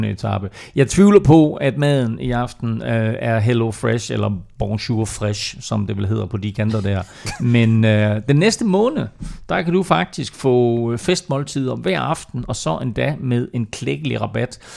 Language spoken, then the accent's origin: Danish; Jutland, Denmark; jeg er fra Jylland, jeg siger mør